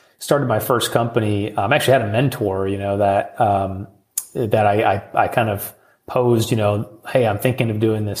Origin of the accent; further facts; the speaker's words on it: Midwest, United States; being a Midwesterner. You know, they call us Midwest nice